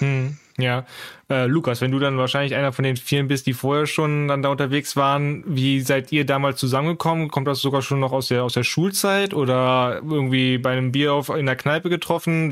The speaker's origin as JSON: {"language": "German", "town": "Aachen", "region": "North Rhine-Westphalia", "country": "Germany", "tie": "born or raised there", "moved": "yes", "said": "ich bin äh, gebürtig äh, auch Aachener"}